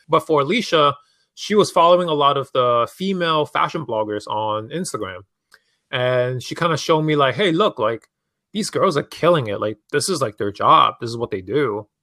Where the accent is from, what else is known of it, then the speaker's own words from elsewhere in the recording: New York City, New York, United States; also born or lived in Hong Kong; growing up in New York City, like, fashion is such a huge part of, like, the culture and streets